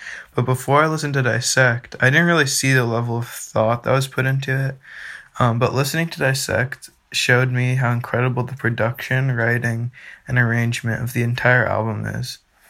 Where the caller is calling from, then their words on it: Massachusetts, United States; I'm from Massachusetts.